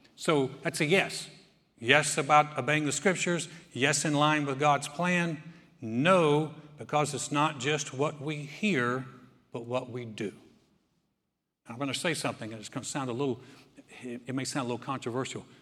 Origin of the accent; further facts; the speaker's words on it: North Carolina, United States; I'm from North Carolina.